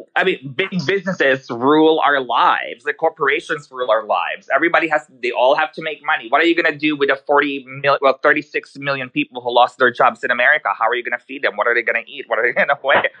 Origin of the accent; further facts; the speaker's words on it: Manila, Metro Manila, Philippines; English is a second language; also born or lived in New York; now in Sweden; I was born in the Philippines, so I grew up there, um, in Manila.